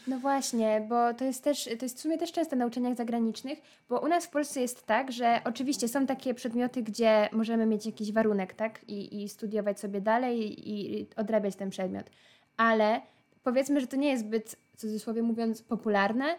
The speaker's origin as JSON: {"language": "Polish", "country": "Poland"}